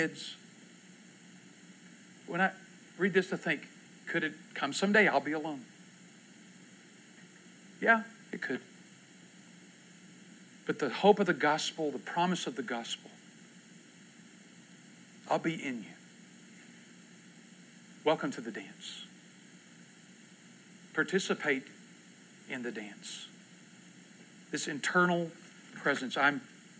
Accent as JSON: {"language": "English", "region": "Texas", "country": "United States", "moved": "yes", "lives_now": "Oklahoma, United States", "said": "I was from Texas"}